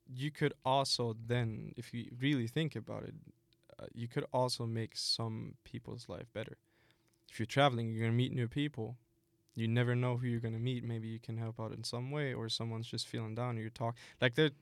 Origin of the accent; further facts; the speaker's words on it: Germany; I started working uh, before the pandemic in Germany. This company in my hometown was searching for someone